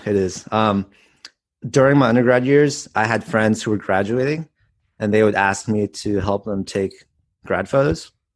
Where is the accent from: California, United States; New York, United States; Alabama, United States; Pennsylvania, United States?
California, United States; Palo Alto; now in Southern California, United States; I grew up in the Bay Area in Palo Alto.